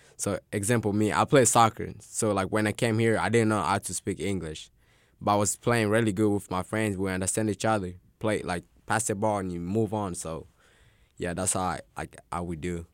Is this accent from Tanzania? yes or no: yes; Tanzania; now in Arkansas, United States; I was born in Tanzania.